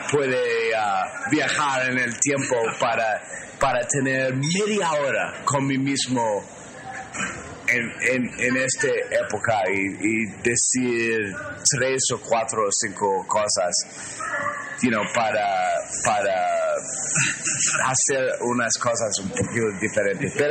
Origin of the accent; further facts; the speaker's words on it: New York, United States; Spanish is a second language; Saludos de un cateto de Nueva York